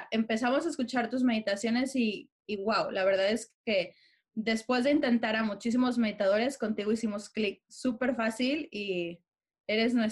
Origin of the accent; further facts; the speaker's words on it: Mexico; moved away as an adult; now in London, United Kingdom; somos una familia mexicana, orgullosamente mexicanos, pero por azares del destino, ahorita estamos viviendo en Londres.